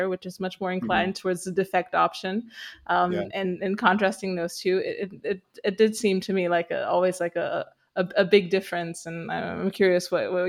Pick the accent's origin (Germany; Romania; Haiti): Romania; English is a second language; moved away as an adult; I grew up in Romania, and I spent most of my life there, and then I moved to the West and worked there for about 10 years